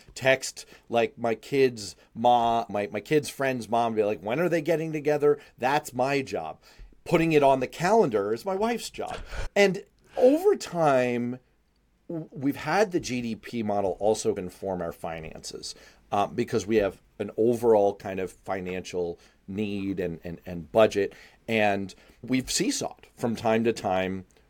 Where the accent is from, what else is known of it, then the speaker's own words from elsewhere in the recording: New York City, New York, United States; I grew up in Manhattan. I rode the frickin' subway every day to school